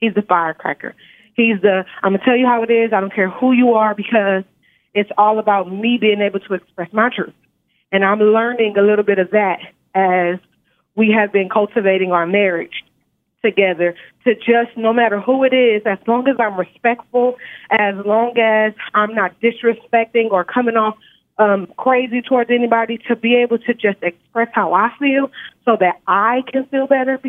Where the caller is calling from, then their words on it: Nevada, United States; I'm calling from Nevada.